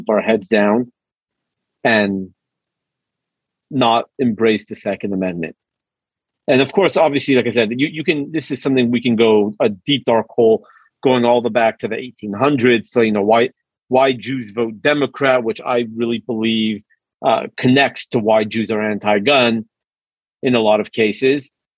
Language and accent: English; Los Angeles, California, United States; now in Texas, United States; I'm from Los Angeles originally